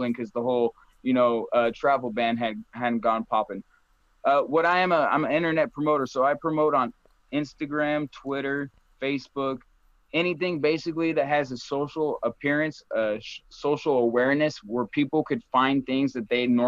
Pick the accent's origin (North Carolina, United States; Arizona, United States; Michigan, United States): Arizona, United States; also born or lived in Phoenix, Arizona / Colorado; I was born in Arizona, born and raised